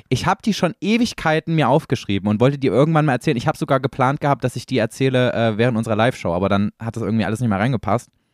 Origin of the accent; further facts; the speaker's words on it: East Germany, Germany; Ich komme ja selber aus dem Osten